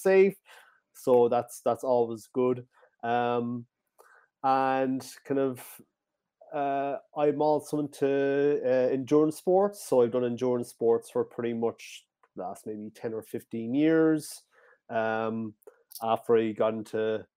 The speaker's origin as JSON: {"language": "English", "area": "Cork Harbour, County Cork", "region": "Munster", "country": "Ireland", "tie": "born or raised there", "said": "I'm from Ireland, the south of Ireland. It's called County Cork, right down in Cork Harbour"}